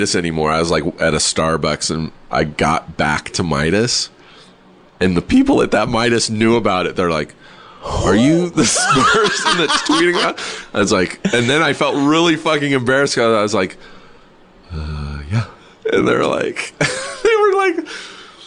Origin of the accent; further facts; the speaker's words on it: Southern California, United States; I grew up here in Southern California